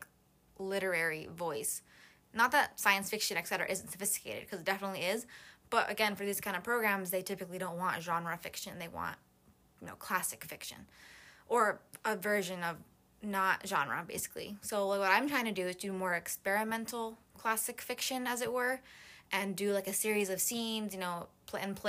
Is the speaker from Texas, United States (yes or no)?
no; Miami, Florida, United States; now in Gainesville, United States; I was born in Miami, like, my whole life growing up, sailing, boating, etc